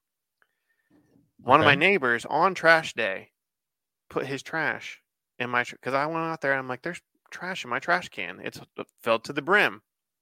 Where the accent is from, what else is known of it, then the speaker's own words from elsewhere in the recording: Columbus, Ohio, United States; I live south of Columbus. I'm from Columbus